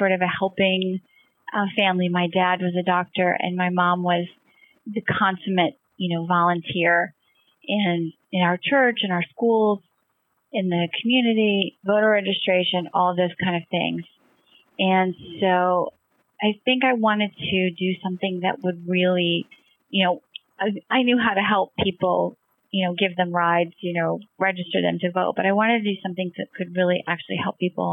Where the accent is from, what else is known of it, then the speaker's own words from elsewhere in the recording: suburbs of Washington, D.C., in Maryland, United States; I was born and raised outside of Washington, D.C., in the suburbs in Maryland